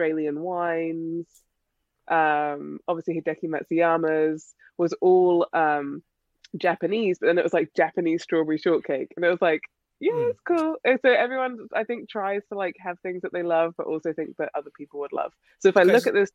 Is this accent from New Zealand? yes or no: no; England, United Kingdom; now in United States; I'm English